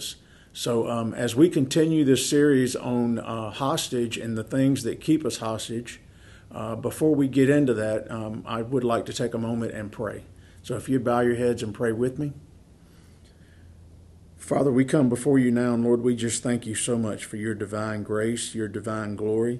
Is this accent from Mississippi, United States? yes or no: yes; Mississippi, United States; moved away; I'm from a very small town in Mississippi, and that's where my wife and I are both from